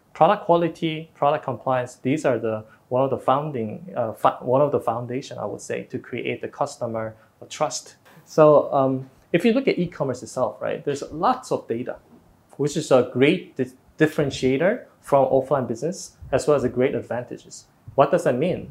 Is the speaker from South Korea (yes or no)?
yes; South Korea; moved away as an adult; also born or lived in Singapore; now in Vietnam; in Korea was my home country